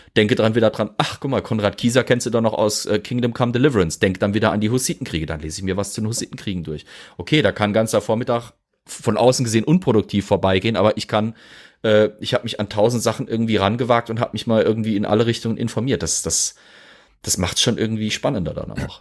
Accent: Germany; bei uns in Deutschland

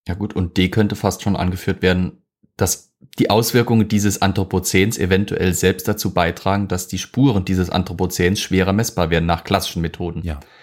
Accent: Germany; hier bei uns in Deutschland

